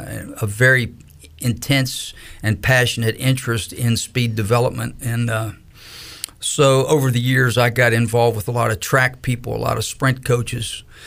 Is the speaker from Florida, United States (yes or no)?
no; Pennsylvania, United States; moved away as an adult; also born or lived in Greenville, North Carolina; I grew up in Pennsylvania, and so I hadn't spent a whole lot of time, you know, in North Carolina or in the South. In fact, I hadn't even left Pennsylvania.